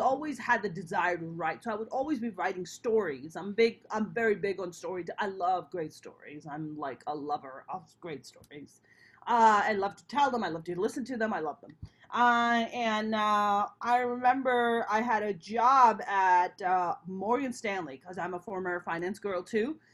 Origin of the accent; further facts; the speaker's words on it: Pakistan; moved away; I'm a Pakistani Muslim